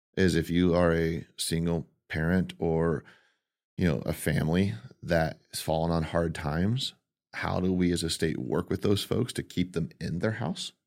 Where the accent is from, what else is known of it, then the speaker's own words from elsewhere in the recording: Modesto, California, United States; born and raised in Modesto